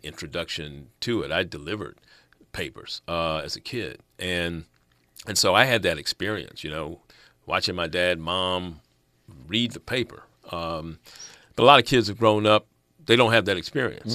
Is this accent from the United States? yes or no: yes; Washington, District of Columbia, United States; moved away as an adult; now in Los Angeles, United States; the Washington Post, that's, that's my hometown